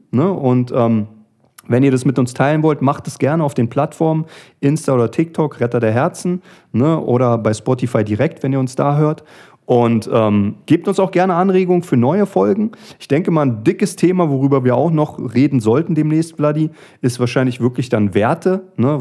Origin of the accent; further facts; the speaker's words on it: Berlin, Germany; wie man als Berliner sagt